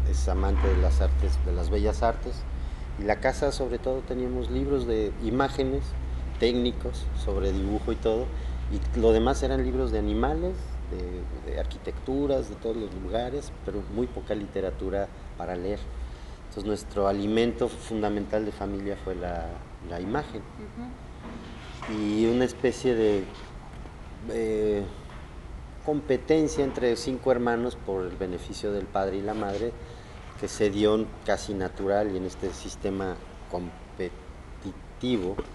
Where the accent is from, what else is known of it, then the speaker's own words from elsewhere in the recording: Xalapa, Veracruz, Mexico; born there; nací en Jalapa, Veracruz, y parte de lo que me ha pasado como nativo mexicano es que mi familia me movió por varios lugares de México